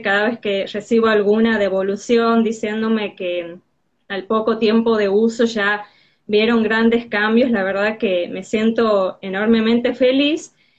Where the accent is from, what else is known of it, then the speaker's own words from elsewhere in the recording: Tucumán, Argentina; soy de Tucumán.